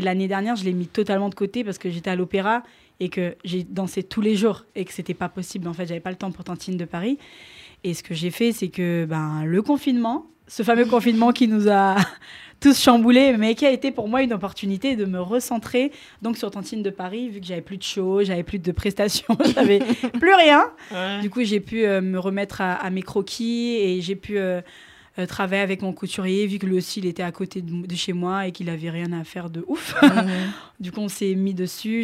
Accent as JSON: {"language": "French", "region": "Kinshasa", "country": "DR Congo", "tie": "born or raised there", "also_born_or_lived": "Picardy, France", "moved": "yes", "lives_now": "France", "said": "je suis originaire donc de Kinshasa. Et euh, donc, dans, dans, mon école, euh, on avait l'option danse"}